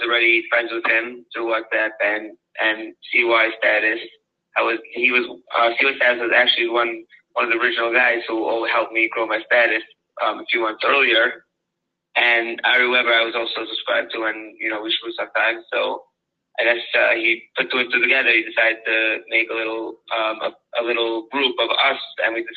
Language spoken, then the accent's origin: English; Lakewood, New Jersey, United States; I grew up in Lakewood